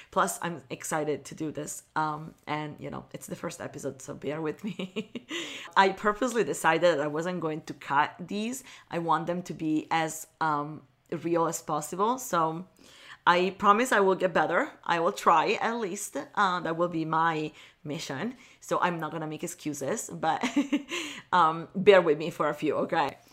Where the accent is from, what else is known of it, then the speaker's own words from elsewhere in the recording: Milan, Lombardy, Italy; moved away as an adult; now in Los Angeles, United States; communication agency in Milan, where I was born and raised in Italy